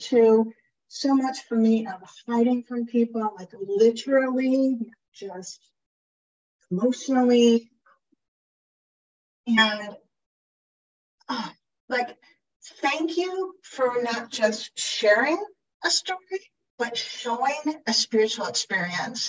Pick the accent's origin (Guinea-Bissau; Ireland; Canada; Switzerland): Ireland; I am Irish.